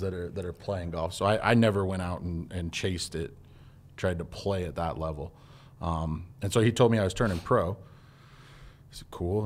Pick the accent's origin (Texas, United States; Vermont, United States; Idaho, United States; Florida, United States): Idaho, United States; Twin Falls; I didn't live a, a typical Twin Fallsian